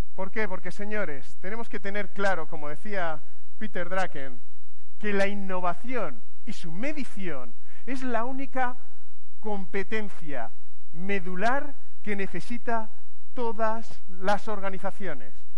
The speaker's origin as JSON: {"language": "Spanish", "town": "Madrid", "region": "Community of Madrid", "country": "Spain", "said": "yo soy de Madrid"}